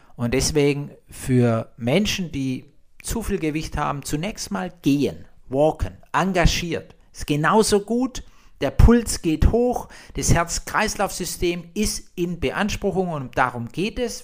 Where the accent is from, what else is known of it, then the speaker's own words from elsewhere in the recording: Blaubeuren, Baden-Württemberg, Germany; ich komme ja aus Blaubeira, das Schwäbische Alb, Blautopf